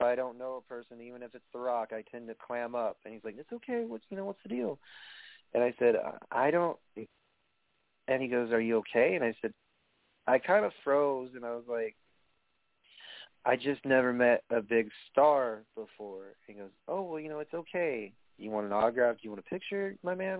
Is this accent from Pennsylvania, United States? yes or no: no; New York, United States; accent: New York